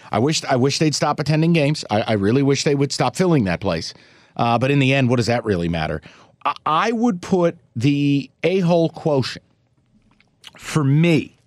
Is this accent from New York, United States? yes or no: yes; upstate New York, United States; even though I grew up upstate, I am a New Yorker